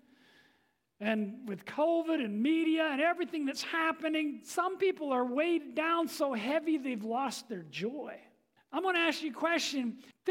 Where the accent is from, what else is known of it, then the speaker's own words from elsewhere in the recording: England, United Kingdom; I'm an Englishman